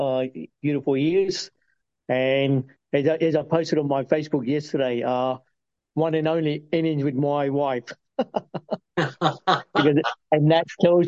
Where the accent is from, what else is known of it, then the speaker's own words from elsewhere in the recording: Uganda; also born or lived in United Kingdom; now in Australia; My bit of background, I'm originally from Uganda, and then got turfed out of Uganda in 72 by lovely Idi Amin, dictator. And that's when the UK opened their open arms and took us in.